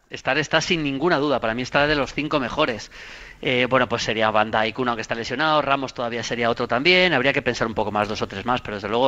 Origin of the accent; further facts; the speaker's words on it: Leganés, Community of Madrid, Spain; sí, yo, soy de Leganés. Yo, yo viví en Leganés hasta, hasta, hasta, que me, hasta que entré a trabajar en, el año 87, más o menos, 88